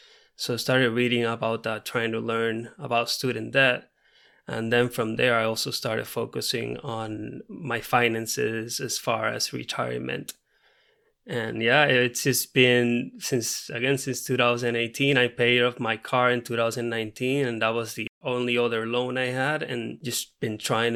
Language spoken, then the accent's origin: English; Puerto Rico; first language Spanish; English is a second language; moved away as an adult; also born or lived in Missouri / Florida; now in Pomona, United States; I'm from Puerto Rico, so my first language is Spanish.